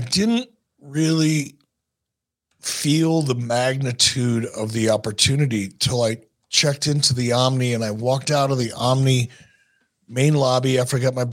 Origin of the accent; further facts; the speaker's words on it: Minneapolis, Minnesota, United States; moved away; I was from Minneapolis